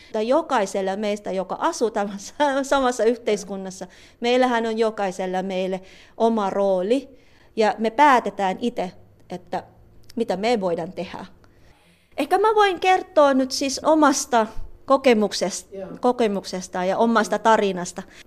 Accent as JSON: {"language": "Finnish", "town": "Cavite City", "region": "Calabarzon", "country": "Philippines", "tie": "born or raised there", "first_language": "Tagalog", "second_language": "Finnish", "moved": "as an adult", "lives_now": "Finland", "said": "pinanganak ako sa Cavite City, um, isang lugar na malapit lang sa Maynila."}